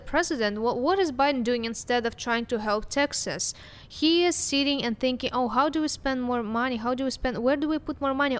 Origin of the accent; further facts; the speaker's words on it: Russia; English is a second language; now in United States; I came from Russia